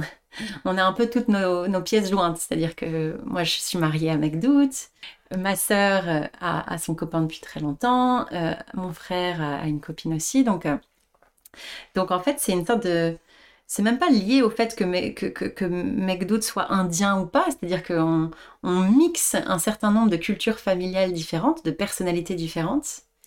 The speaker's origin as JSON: {"language": "French", "country": "France", "tie": "born or raised there", "moved": "as an adult", "said": "j'ai été élevée en France aussi"}